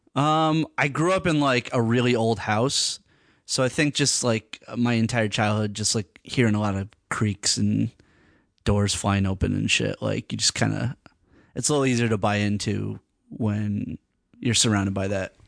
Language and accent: English; Hartford, Connecticut, United States; moved away as an adult; also born or lived in New York; I was born in New York. Uh, I lived there for, like, uh, part of my, like, uh, childhood, and then I, I moved to Hartford, Connecticut, grew up in Hartford